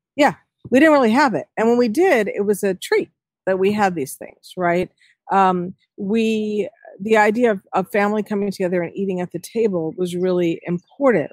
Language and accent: English; New York City, New York, United States; now in Connecticut, United States; I was born in New York City.